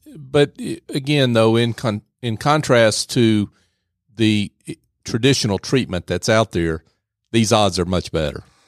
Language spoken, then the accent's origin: English; the South, United States; I grew up in the South.